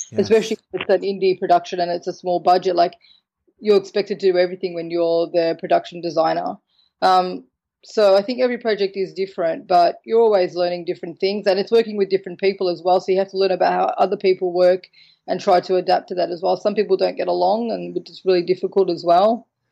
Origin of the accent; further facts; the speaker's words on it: Australia; now in Malta; I'm from Australia. So born in Australia with Maltese heritage. Now I live in Malta